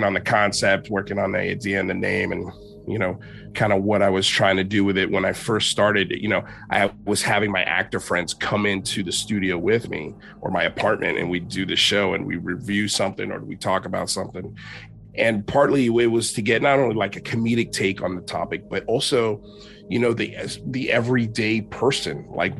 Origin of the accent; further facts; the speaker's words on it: Miami, Florida, United States; moved away; also born or lived in New York City; I'm Cuban, you're from Miami, I'm from Miami